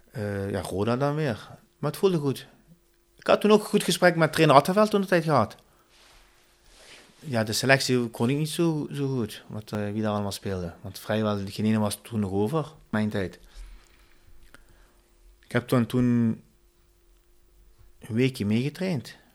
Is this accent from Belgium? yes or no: no; Turkey; meer waar ik vandaan kom. Dat is meer naar Ankara.